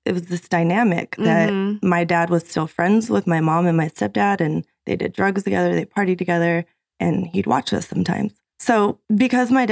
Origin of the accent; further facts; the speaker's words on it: Riverside, California, United States; also born or lived in San Bernardino, California / Las Vegas, Nevada; I was raised in San Bernardino until I was about 5 years old. I came to Riverside.